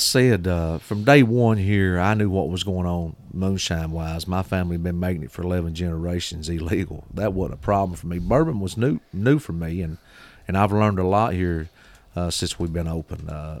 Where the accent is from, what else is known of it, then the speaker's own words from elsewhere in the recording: Kentucky, United States; born there; I was born in Eastern Kentucky, Owsley County, and I saw a lot of illegal moonshine being made as a young boy going up down those mountains.